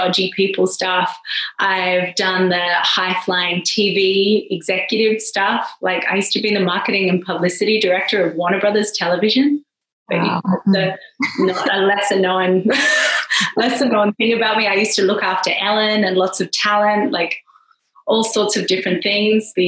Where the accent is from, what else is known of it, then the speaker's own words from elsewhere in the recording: Perth, Western Australia, Australia; moved away as an adult; now in Ibiza, Spain; I'm Australian, as you've probably heard. I'm from way over the West Coast from Perth